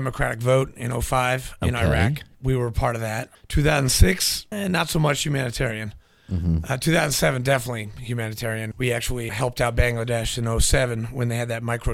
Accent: New Hampshire, United States; moved away; also born or lived in Nashville, Tennessee; grew up in New Hampshire

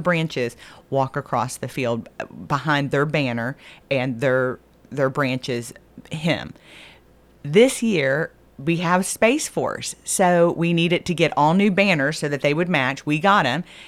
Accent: Texas, United States; moved away; I'm a Texan

